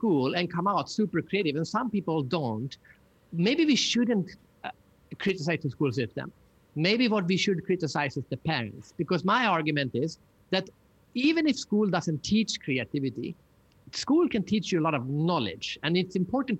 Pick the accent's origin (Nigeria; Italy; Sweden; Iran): Sweden; I'm from Sweden, so we have IKEA